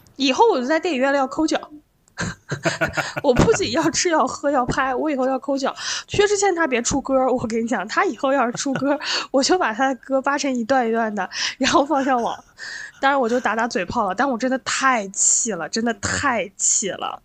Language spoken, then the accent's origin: Chinese; Lanzhou, Gansu, China; moved away; also born or lived in Beijing; 我在我的老家兰州